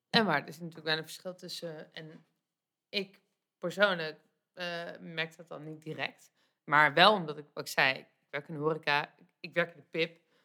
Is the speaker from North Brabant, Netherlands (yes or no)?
no; The Hague, South Holland, Netherlands; als Hagenees